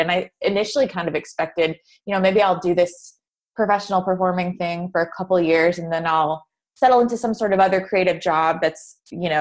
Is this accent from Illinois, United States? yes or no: no; Nashville, Tennessee, United States; I grew up in Nashville